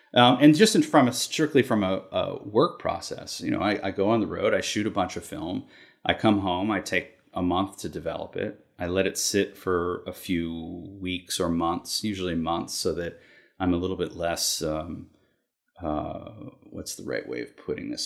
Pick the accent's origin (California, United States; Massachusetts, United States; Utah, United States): Massachusetts, United States; Concord; moved away as an adult; now in New York City, United States; I grew up in Concord, Massachusetts.